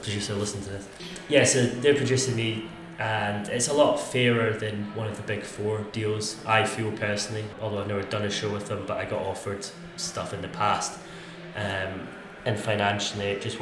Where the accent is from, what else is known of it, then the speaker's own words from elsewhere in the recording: Scotland, United Kingdom; being Scottish, I talk quite fast anyway